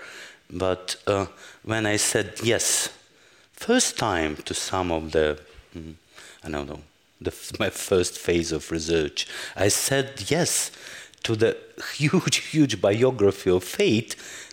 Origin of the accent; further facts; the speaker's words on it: Russia; moved away as an adult; now in Germany; I was born in the Soviet Union, which I was very happy to live with for like 12, 13, 14 years.